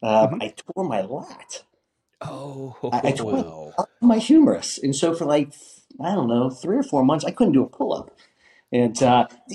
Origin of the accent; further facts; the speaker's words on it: Pittsburgh, Pennsylvania, United States; Originally from Pittsburgh, PA